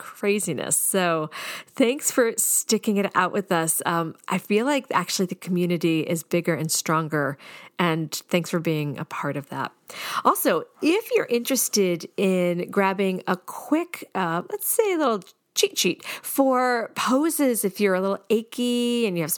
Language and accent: English; Boston, Massachusetts, United States; I'm from the Boston area